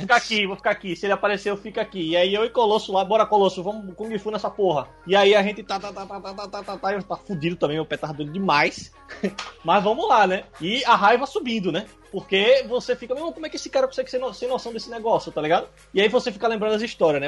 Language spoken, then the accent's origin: Portuguese; Northeast Brazil, Brazil; Pra nós aqui que somos nordestinos